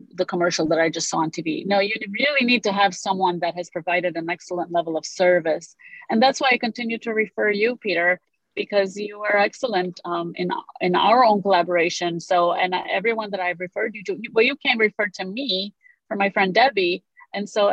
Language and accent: English; Romania; first language Romanian; English is a second language; also born or lived in Oak Park; now in United States; so I speak Romanian. That's my native language. I'm from Romania. I was born there, and I moved here in 1987 with my family.